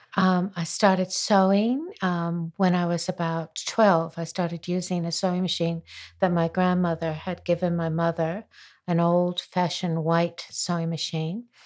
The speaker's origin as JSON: {"language": "English", "town": "Springfield", "region": "Massachusetts", "country": "United States", "tie": "born or raised there", "moved": "yes", "lives_now": "Queenstown, New Zealand", "said": "I was born in Springfield, Massachusetts"}